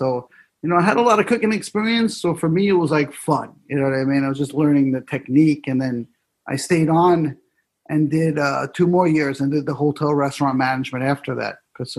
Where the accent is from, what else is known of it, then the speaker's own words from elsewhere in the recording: New York City, New York, United States; I grew up in New York City.